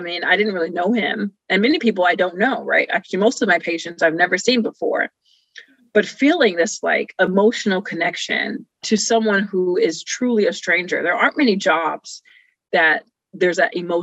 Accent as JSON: {"language": "English", "town": "Rialto", "region": "California", "country": "United States", "tie": "born or raised there", "also_born_or_lived": "Pomona, California", "said": "I came from Rialto, California. Actually, I was born in Pomona, California, but then we moved to Rialto."}